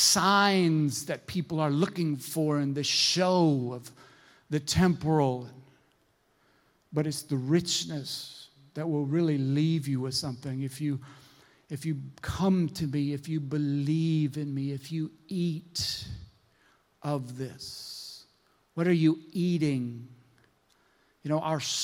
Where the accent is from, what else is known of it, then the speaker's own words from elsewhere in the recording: Minnesota, United States; I'm from Minnesota, and I was working at this woodworking factory